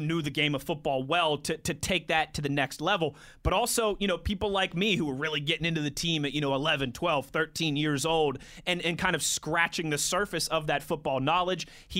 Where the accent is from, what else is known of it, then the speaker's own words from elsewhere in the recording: Pittsburgh, Pennsylvania, United States; as a kid growing up in Pittsburgh